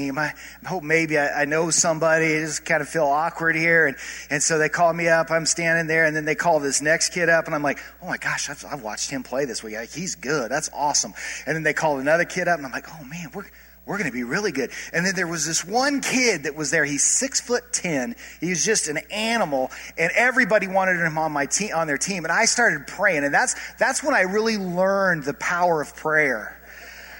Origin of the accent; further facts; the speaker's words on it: Colorado, United States; I grew up in Colorado, and I grew up going to Mesa State Basketball Camp